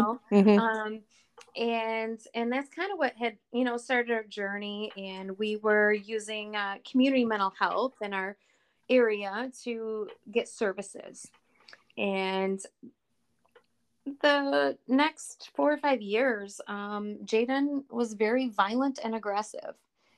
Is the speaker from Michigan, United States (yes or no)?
yes; Flint, Michigan, United States; also born or lived in Burton, Michigan; I am from the Flint, Michigan area.